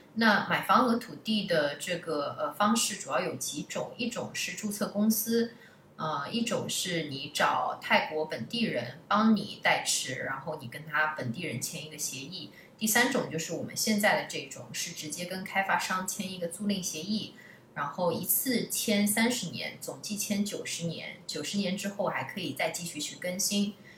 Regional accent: China; now in Chiang Mai, Thailand; 我们不管跟哪个国家比，就是我们中国人都是最勤劳的，这已经是在我们的民族的血液里了。

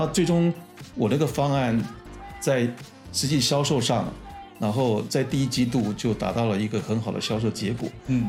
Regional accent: Taiwan; 我是台湾人

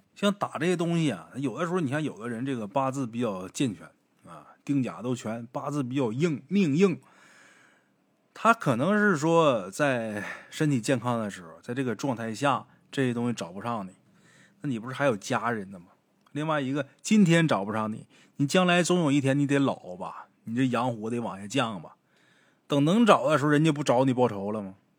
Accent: Haicheng, Liaoning, China; 像我老家海城这地方就是这样的，你像靠东一点儿，像马蜂这边儿，那都是山

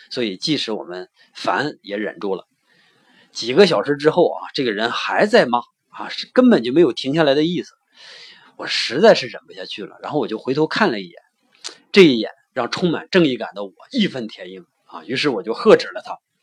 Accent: China; 那换到我们中国呢？

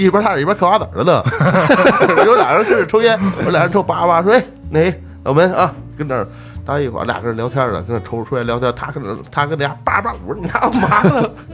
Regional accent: Changping, Beijing, China; 我说昌平

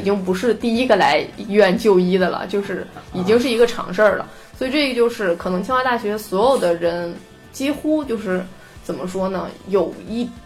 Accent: China; moved away as an adult; also born or lived in United Kingdom; 像我们老家其实就很，很偏的一些，就是嗯，对啊十八线小县城嘛

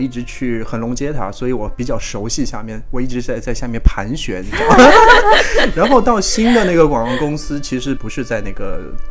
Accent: Shanghai, China; 作为一个上海人，因为我嘛

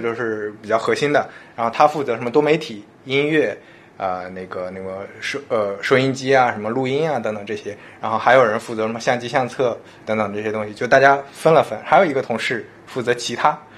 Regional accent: Shandong, China; 我是山东人嘛

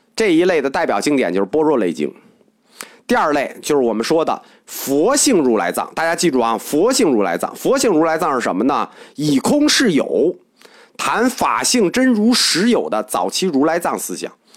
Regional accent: China; 我们中国人

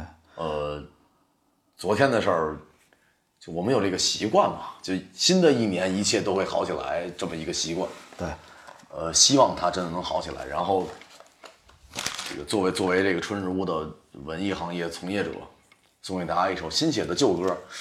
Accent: China; 我们是中国人嘛

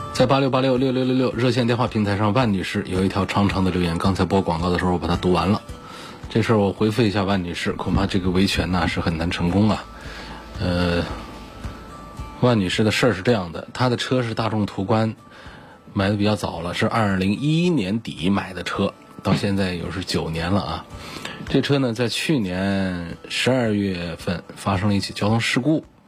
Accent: Hubei, China; 我们湖北这边

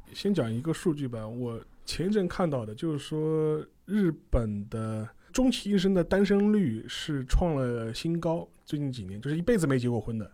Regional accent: China; 我们中国人

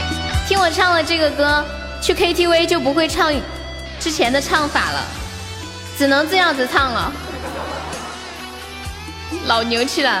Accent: Sichuan, China; accent: Sichuan-accented Mandarin (川普); 听了我的川普

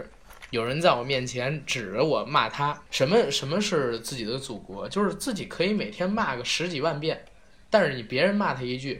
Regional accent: China; 作为一个中国人，你不爱国，你都不配这三个字

